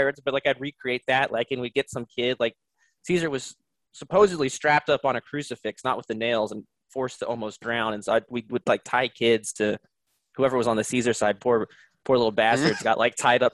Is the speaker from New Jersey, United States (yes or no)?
yes; New Jersey, United States; moved away; also born or lived in Texas / Austin, Texas; I was born in Texas, but then I moved to New Jersey when I was three, and then I moved back to Texas in 2005